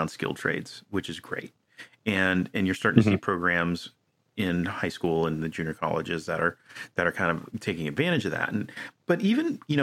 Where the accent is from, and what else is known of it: United States